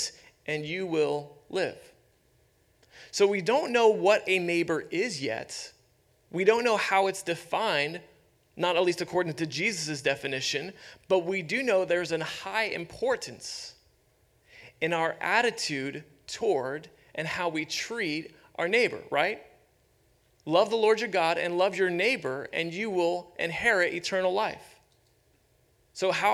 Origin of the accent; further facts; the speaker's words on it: Youngstown, Ohio, United States; moved away; I grew up in Youngstown, Ohio